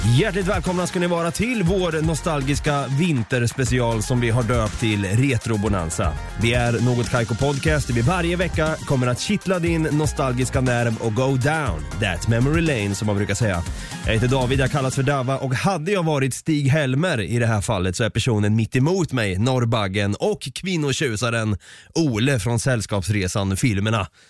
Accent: Östergötland, Sweden; du och jag som är från Östergötland

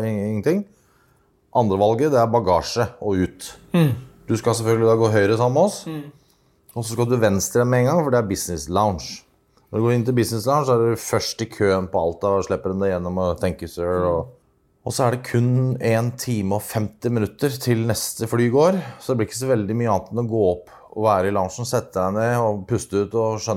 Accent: Norway; papirløs, men jeg er nordmann.

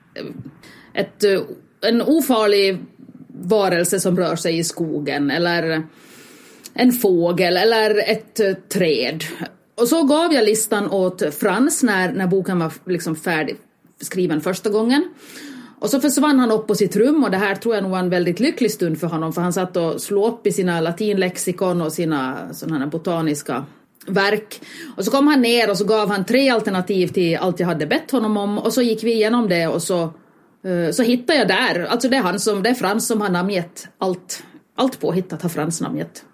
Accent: Finland; eftersom jag är finländare

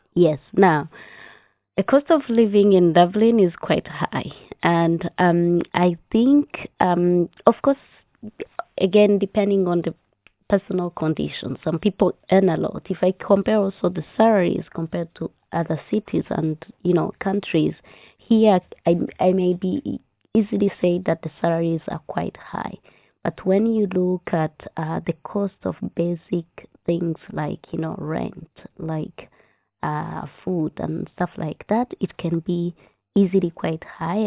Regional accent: Rwanda; moved away as an adult; now in Ireland; my home country. So we call Rwanda a country of a thousand hills

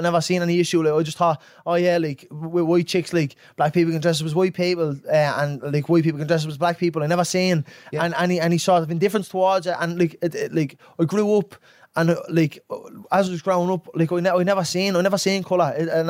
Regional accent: England, United Kingdom; I'm a fucking young fella growing up in England.

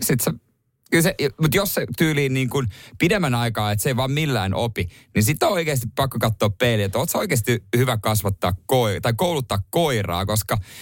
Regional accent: Ostrobothnia, Finland; now in Helsinki, Finland; tuolla meillä päin Pohjanmaalla

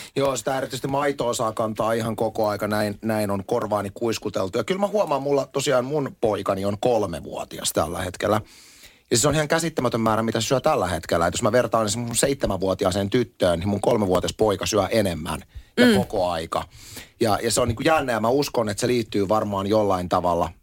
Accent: Espoo, Uusimaa, Finland; also born or lived in Lohja; minä olen Espoosta, vaan sit musta tulee hesalainen

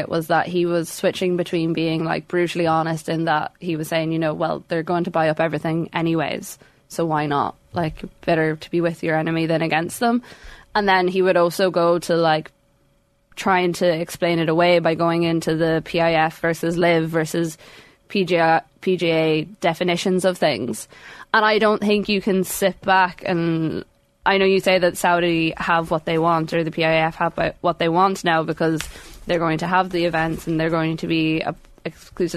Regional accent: Sligo, Connacht, Ireland; accent: Sligo northern twang; I have a weird Sligo northern twang

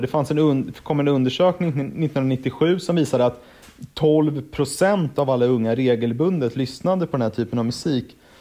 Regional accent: Stockholm, Stockholm County, Sweden; född och uppvuxen i Stockholm

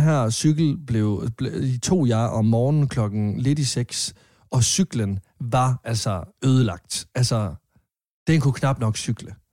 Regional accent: Varde, Southern Denmark, Denmark; moved away; jeg boede hjemme i Varde

